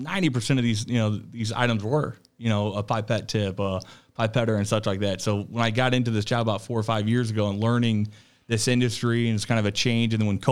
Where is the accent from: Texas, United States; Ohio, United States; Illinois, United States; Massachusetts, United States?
Illinois, United States; Waterloo; Waterloo, Illinois.